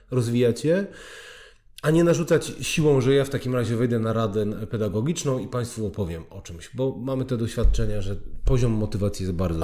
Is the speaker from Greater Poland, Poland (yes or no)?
no; Oświęcim, Lesser Poland, Poland; pochodzę z Oświęcimia